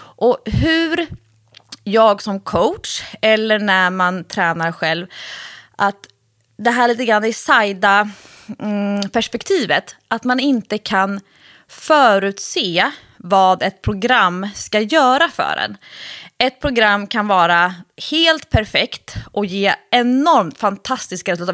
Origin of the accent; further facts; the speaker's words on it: Stockholm, Stockholm County, Sweden; när jag var kanske då 13, nej förlåt, 15, 16. Eh, och som stockholmare